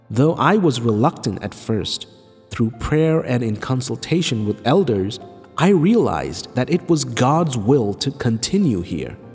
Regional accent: Kumbalam, Kerala, India; now in UAE; I come from Kumbalam Parish in the district of Kollam in Kerala. For the past 13 years, I have been working in a company in the UAE.

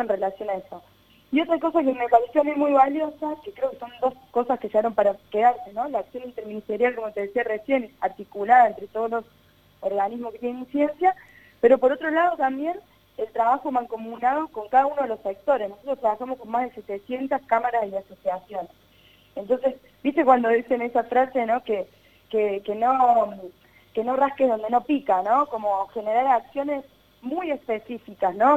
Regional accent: Río Cuarto, Córdoba, Argentina; soy de Río Cuarto

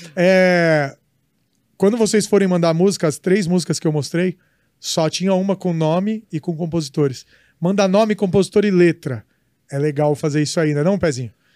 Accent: São Bernardo do Campo, São Paulo, Brazil; Minha terra, nasci em São Bernardo

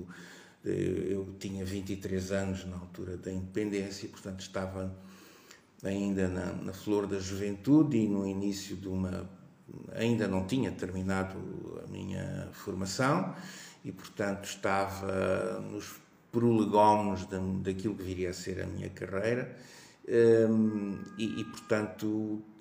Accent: Quelimane, Zambezia, Mozambique; eu devo dizer que eu sou natural de Climane, mas eu sou um pouco um produto de, de todo o norte de Moçambique, porque a minha vida foi foi vivida em, em, todas as províncias do norte do país.

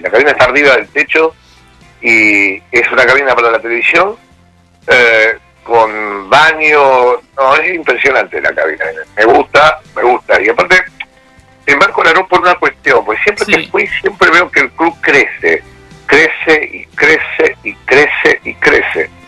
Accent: Rosario, Santa Fe, Argentina; moved away as an adult; now in Pueblo Esther, Argentina; soy rosarino a morir

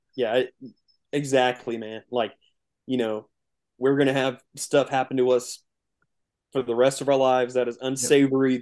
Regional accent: east central Indiana, United States; we are um, directly south in Indiana. Um, we're kind of like southeast, east central um, Indiana. So about forty five minutes east of Indianapolis

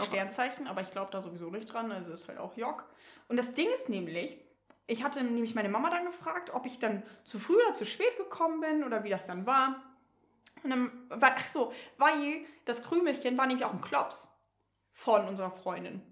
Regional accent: Northern Germany, Germany; für mich als Norddeutsche

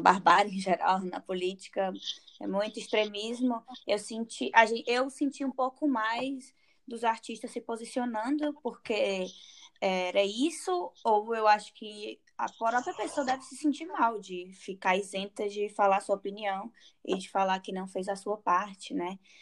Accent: Fortaleza, Ceará, Brazil; moved away; eu sou cearense, sou de Fortaleza

